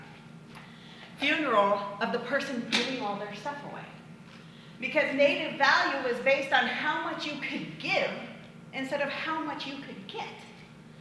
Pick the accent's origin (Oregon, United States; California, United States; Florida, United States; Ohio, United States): Oregon, United States; Chiloquin; also born or lived in Corvallis, Oregon; I was born and raised in Chelequin, went to OSU